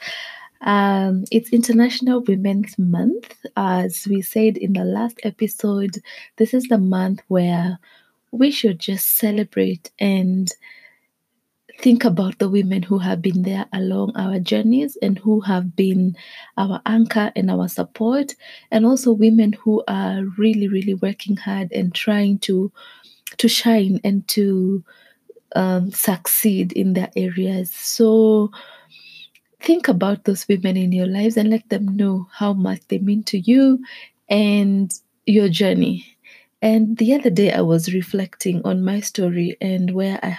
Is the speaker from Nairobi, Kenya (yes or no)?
no; Naivasha, Nakuru County, Kenya; I grew up in Naivasha